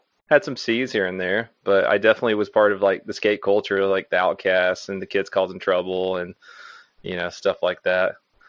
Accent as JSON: {"language": "English", "town": "Florence", "region": "Alabama", "country": "United States", "tie": "born or raised there", "said": "Yeah, I grew up in Florence, Alabama. And yeah, there wasn't much of a skate scene there"}